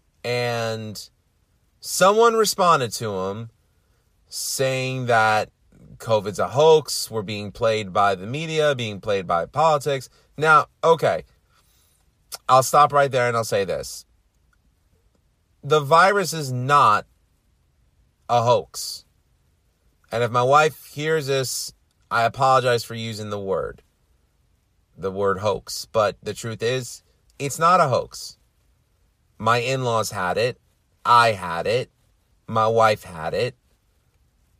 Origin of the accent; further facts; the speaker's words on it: New York City, New York, United States; I'm from Queens